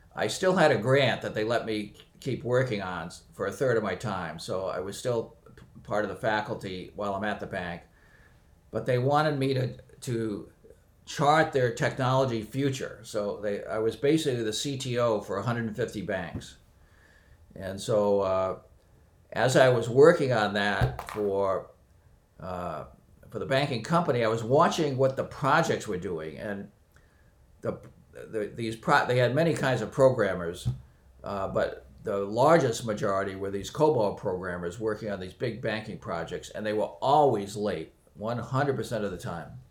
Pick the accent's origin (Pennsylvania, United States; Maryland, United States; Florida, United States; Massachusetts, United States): Massachusetts, United States; near Boston; I was born near Boston and uh, grew up here.